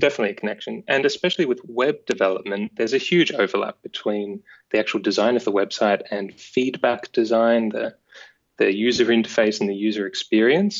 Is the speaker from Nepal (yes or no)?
no; Aireys Inlet, Victoria, Australia; born or raised there